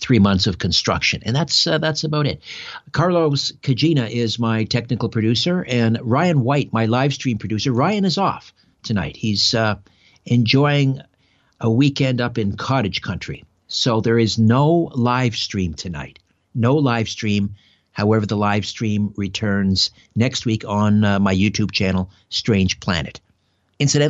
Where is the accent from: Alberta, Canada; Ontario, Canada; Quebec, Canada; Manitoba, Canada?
Ontario, Canada; Brantford; my hometown of Brantford, Ontario